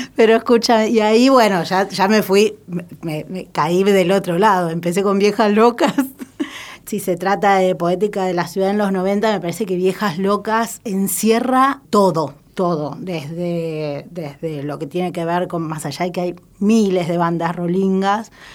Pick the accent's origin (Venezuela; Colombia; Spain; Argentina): Argentina; Lanús, Buenos Aires Province; soy nacida y criada en Lanús